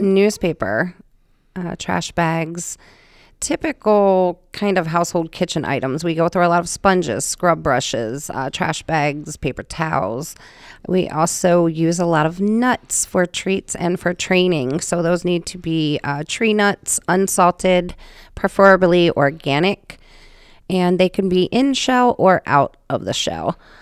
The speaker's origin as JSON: {"language": "English", "region": "West Virginia", "country": "United States", "tie": "born or raised there", "moved": "as an adult", "lives_now": "Rhode Island, United States", "said": "I'm originally from West Virginia, actually, is where I was born"}